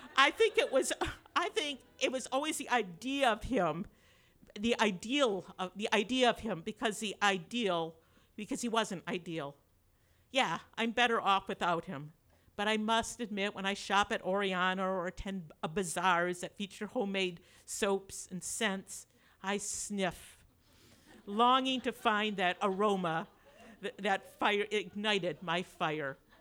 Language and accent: English; Grand Rapids, Michigan, United States; I was like the dullest person from Dole Grand Rapids